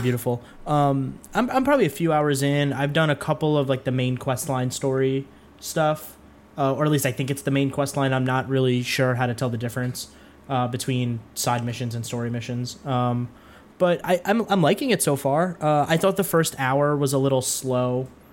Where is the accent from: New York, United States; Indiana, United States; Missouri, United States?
New York, United States; somebody who's from New York